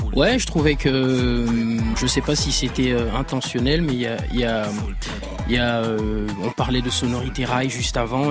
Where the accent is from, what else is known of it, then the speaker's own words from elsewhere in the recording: Libreville, Estuaire, Gabon; j'ai grandi au Gabon. Je suis né, au, je suis né à Libreville